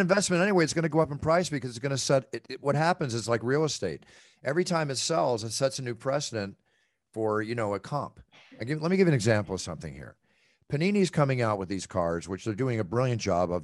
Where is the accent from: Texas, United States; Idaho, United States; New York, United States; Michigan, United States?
Texas, United States; Dallas; moved away; I grew up partially in Texas